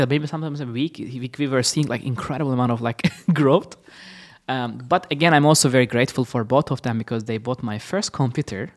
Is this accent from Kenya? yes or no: no; Istanbul, Turkey; now in Los Angeles, United States; I'm originally from Istanbul, Turkey.